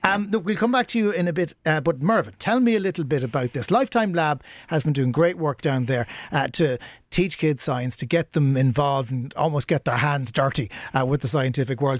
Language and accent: English; Cork, Munster, Ireland; I grew up in Ballintemple